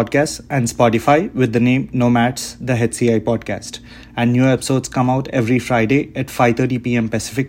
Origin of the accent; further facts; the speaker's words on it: India; I come from India